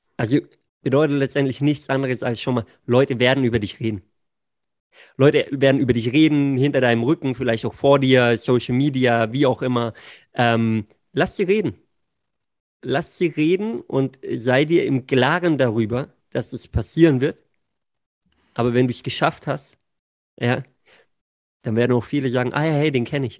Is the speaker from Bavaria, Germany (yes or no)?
no; Singen, Baden-Württemberg, Germany; born or raised there